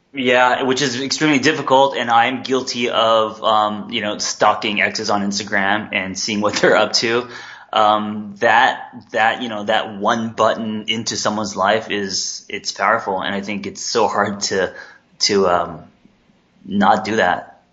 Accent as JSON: {"language": "English", "town": "Los Angeles", "region": "California", "country": "United States", "tie": "born or raised there", "also_born_or_lived": "Korea", "said": "I came here when I was three"}